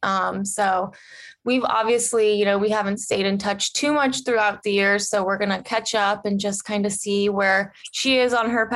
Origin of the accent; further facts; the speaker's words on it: Cincinnati, Ohio, United States; We grew up together in Cincinnati, Ohio.